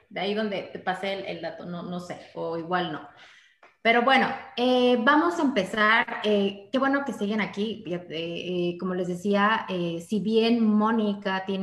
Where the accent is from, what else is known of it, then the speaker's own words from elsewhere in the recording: Veracruz, Mexico; soy de Veracruz.